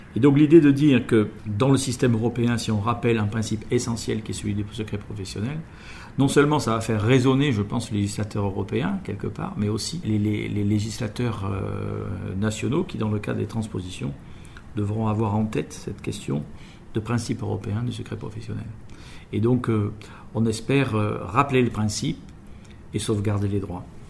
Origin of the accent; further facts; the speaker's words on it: France; chez nous en France